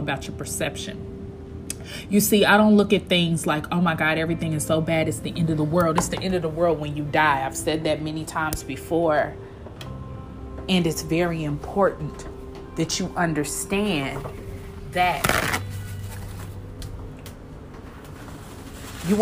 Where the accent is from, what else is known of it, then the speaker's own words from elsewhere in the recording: Kansas City, Missouri, United States; also born or lived in Atlanta, Georgia; now in Houston, United States; I'm from Kansas City, Missouri.